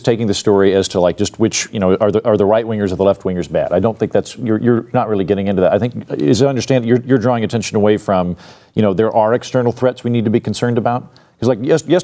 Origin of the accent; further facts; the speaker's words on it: Oklahoma, United States; I'm from Oklahoma.